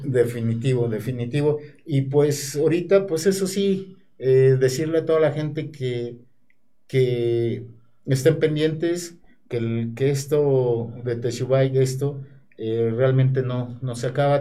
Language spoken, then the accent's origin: Spanish; Puebla, Mexico; participar en mi tierra